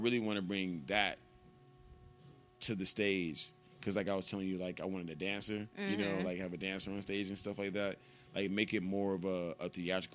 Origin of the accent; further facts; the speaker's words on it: Atlanta, Georgia, United States; I'm from Atlanta